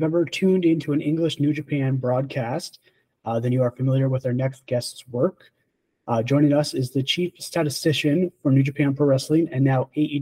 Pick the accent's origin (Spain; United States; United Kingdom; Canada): Canada; As a Canadian